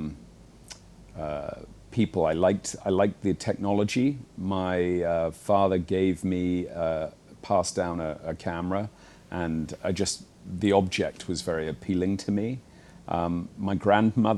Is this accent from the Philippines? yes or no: no; United Kingdom; now in Hong Kong; I'm British